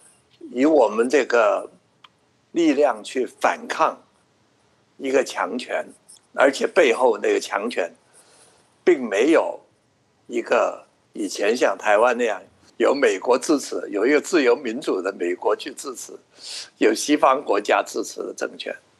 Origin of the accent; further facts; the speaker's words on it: Hong Kong; moved away as an adult; now in Taiwan; 我们是香港的中国人，或者是中国的香港人